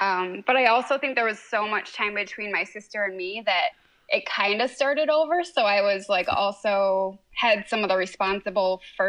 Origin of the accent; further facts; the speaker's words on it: Michigan, United States; also born or lived in California; And so I was born out there, but then they moved back to Michigan when I was like 7 months old.